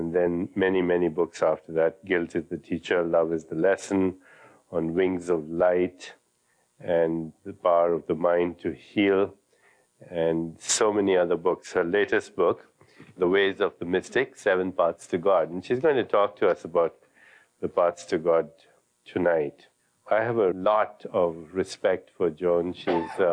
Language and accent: English; India; when I was a child growing up in India